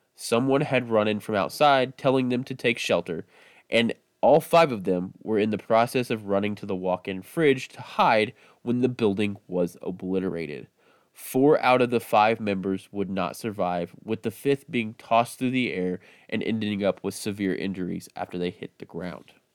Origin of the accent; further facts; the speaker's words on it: Midwest, United States; growing up in the Midwest